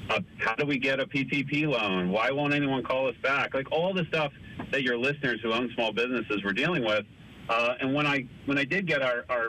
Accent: Reading, Pennsylvania, United States; also born or lived in Virginia; Born and raised in Redding, Berks County.

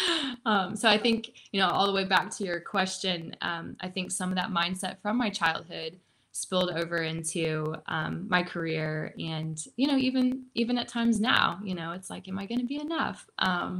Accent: Joplin, Missouri, United States; I grew up in the Midwest. I grew up in Joplin, Missouri.

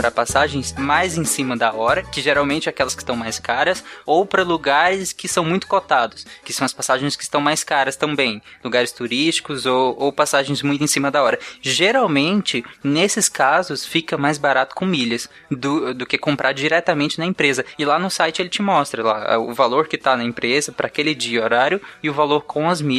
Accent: Bahia, Brazil; eu, eu sou eu, baiano, viu?

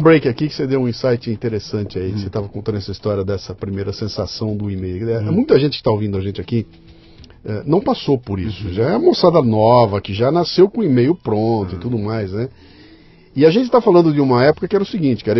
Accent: Bauru, São Paulo, Brazil; Eu venho de Bauru.

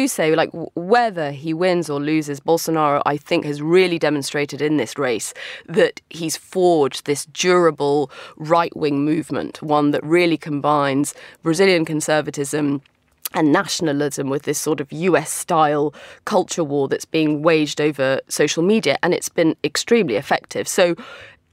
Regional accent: London, United Kingdom; moved away; my hometown of London

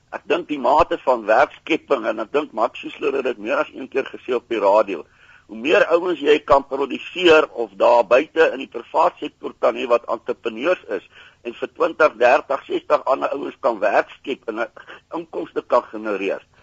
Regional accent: South Africa; ons as Suid-Afrikaners

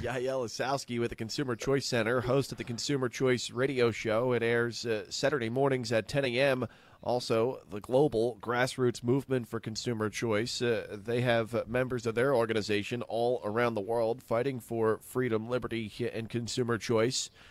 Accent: New Jersey, United States; growing up outside of New York City in, uh, New Jersey

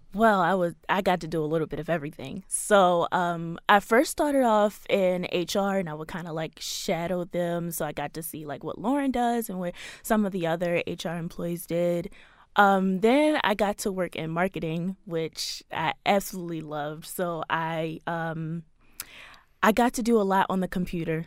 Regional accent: Baltimore, Maryland, United States; I was born here in Baltimore, raised here in Baltimore, so I've been here all my life

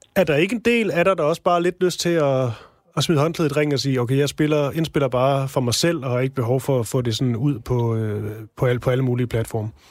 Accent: Odense, Southern Denmark, Denmark; min fødeby, Onse

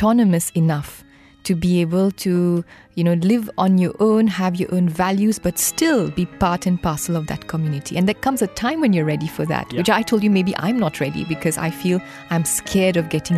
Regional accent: Mauritius; moved away as an adult; now in Kuala Lumpur, Malaysia; I'm from Mauritius.

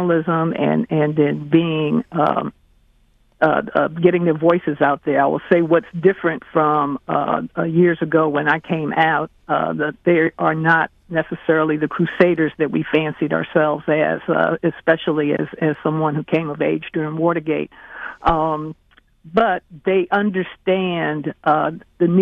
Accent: Washington, District of Columbia, United States; also born or lived in Baltimore; I went to the Washington Star, which is my one of my hometown papers. I'm a D.C. girl

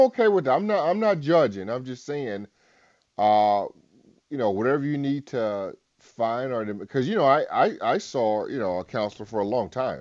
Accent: Albany, Georgia, United States; moved away; my hometown, Albany, Georgia

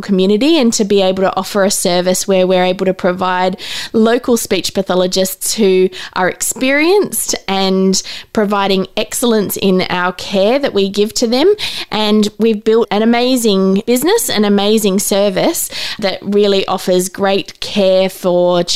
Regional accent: Adelaide, South Australia, Australia; now in Newcastle, Australia; My husband and I, we grew up in Adelaide. So all of our family is down in Adelaide.

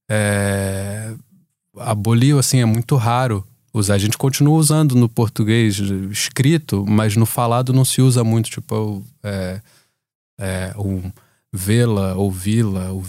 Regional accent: Rio de Janeiro, Brazil; accent: carioca; Quando, quando eu vou para o Brasil, eu já não tenho mais o sotaque, né, o sotaque carioca que eu costumava ter

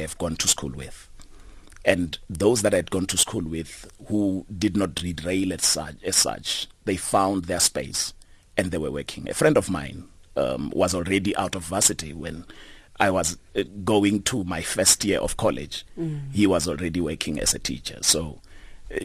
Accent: Muduruni village, Limpopo, South Africa; moved away; also born or lived in Johannesburg; I grew up in the Limpopo province, a village called Muduruni

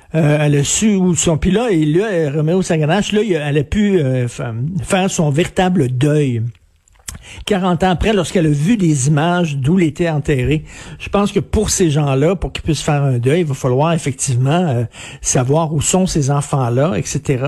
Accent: Montreal, Quebec, Canada; quand j'étais jeune, moi je viens de Verdun, là, un milieu très populaire

